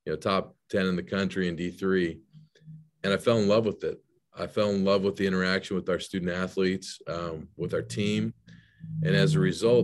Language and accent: English; Salt Lake City, Utah, United States; moved away; also born or lived in San Jose, California; I was born and raised in Salt Lake City, Utah